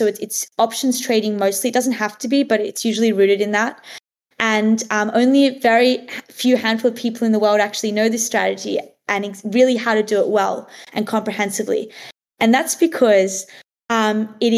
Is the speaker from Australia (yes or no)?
yes; Lennox Head, New South Wales, Australia; also born or lived in Sydney, Australia; I grew up in like a really small beach town in Australia called Lennox Head